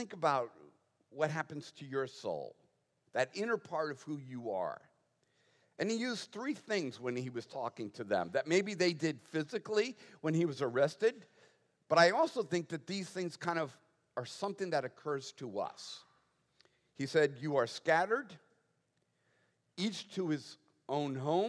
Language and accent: English; Boston, Massachusetts, United States; moved away; I was raised in the Northeast